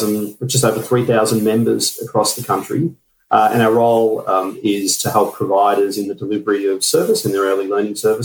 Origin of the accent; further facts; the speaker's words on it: Victoria, Australia; my home state of Victoria